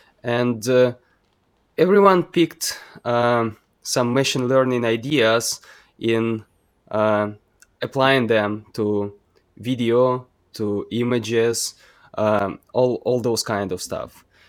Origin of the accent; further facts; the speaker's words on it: Ukraine; also born or lived in Kyiv / Western Ukraine; we are in more or less safe regions of Ukraine.